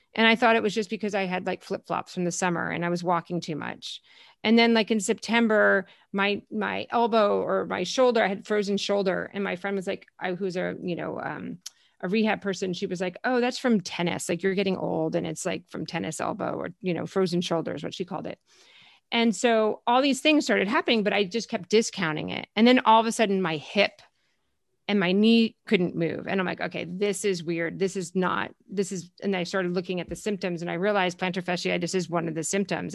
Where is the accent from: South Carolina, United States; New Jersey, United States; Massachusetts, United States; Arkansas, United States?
New Jersey, United States; also born or lived in Connecticut; now in Los Angeles, United States; grew up in New Jersey, so I'm a Jersey girl